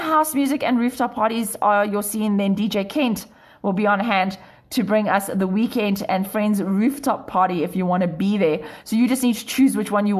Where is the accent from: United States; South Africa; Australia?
South Africa; Cape Town, Western Cape; now in Johannesburg, South Africa; I'm originally from Cape Town. I've been in Joburg for 10 years.